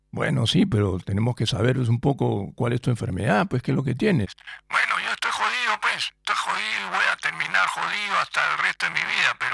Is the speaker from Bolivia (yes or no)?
no; Frankfurt, Hesse, Germany; born there; yo, hice mis estudios pues en Alemania, pues en Frankfurt, ¿no? Porque yo nací en Frankfurt, ¿ya? Francoforte, como dicen los italianos, ¿ya? En Francoforte